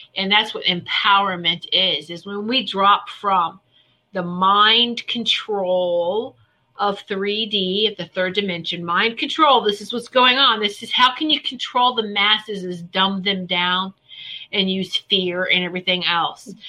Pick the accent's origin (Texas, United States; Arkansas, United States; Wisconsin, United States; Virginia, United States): Virginia, United States; we did grow up in Virginia where it's ham, ham, ham, ham, Virginia hams